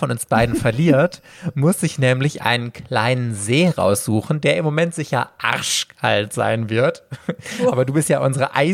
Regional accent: Mülheim an der Ruhr, North Rhine-Westphalia, Germany; meiner Heimatstadt fiese, Mülheim.

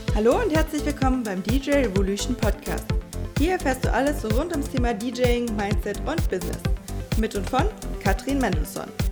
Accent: Russia; moved away; ich bin ja in Russland geboren

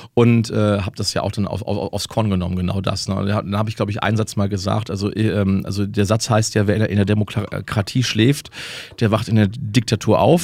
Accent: Germany; als Deutscher

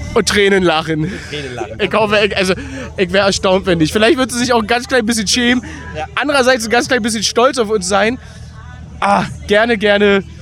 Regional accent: Berlin, Germany; ich komme aus Berlin.

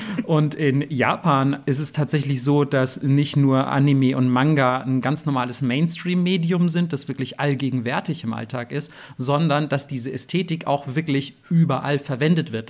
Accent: Germany; als nicht nur Deutsche, sondern als Leute aus dem Westen

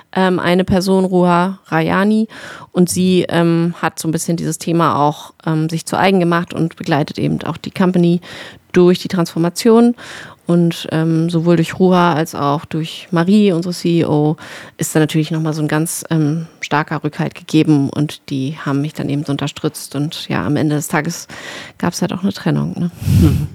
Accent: Berlin, Germany; moved away as an adult; ich bin ja nach sieben Jahren oder Fuchs zurück in meine Heimat Berlin gezogen

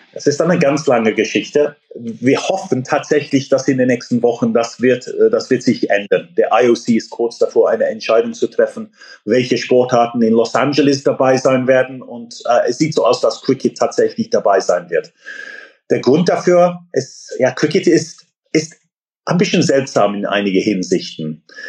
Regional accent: England, United Kingdom; German is a second language; now in Germany; ich bin gebürtiger Engländer

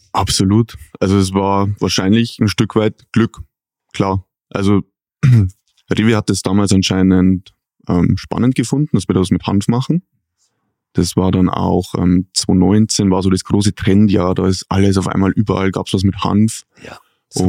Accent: Pfaffenhofen an der Ilm, Bavaria, Germany; Ich bin in Bayern geboren

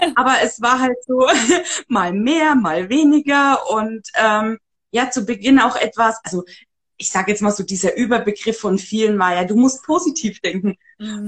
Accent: Upper Franconia, near Bamberg, Bavaria, Germany; wo ich herkomme vielleicht noch, ich wohne in dem schönen Oberfranken. Genau. Ähm, ja, Nähe Bamberg

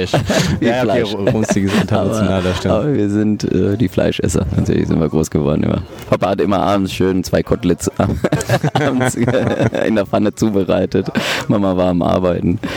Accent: Bochum, North Rhine-Westphalia, Germany; born there; mein Vater hatte ein Restaurant und ähm, auch in Bochum Langdreher, wo ich geboren bin.

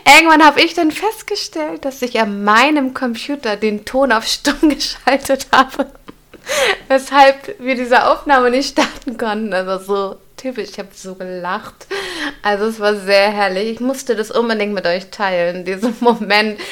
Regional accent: Hamburg, Germany; Ich bin ja auch Hamburgerin

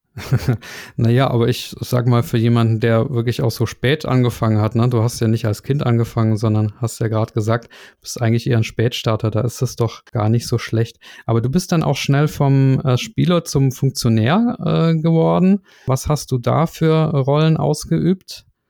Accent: Germany; aber wir Piefkes, wie äh, ihr uns ja nennt, uns Deutschen

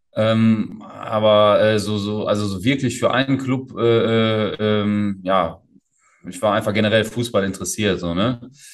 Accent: Essen, North Rhine-Westphalia, Germany; moved away as an adult; also born or lived in Portugal; komme ja aus Essen, gebürtig aus Essen, aufgewachsen in Essen

